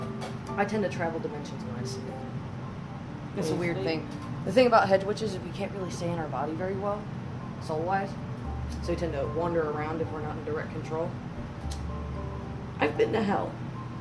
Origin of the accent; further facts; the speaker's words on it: Texas, United States; I come from Texas.